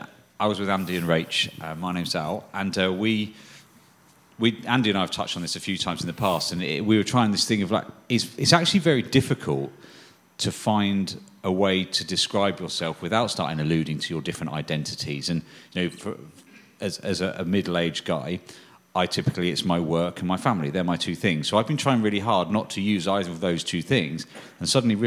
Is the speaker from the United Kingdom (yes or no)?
yes; Chester, North West England, United Kingdom; I said, well, I say I'm from Chester in the north, because you're trying to just do something different.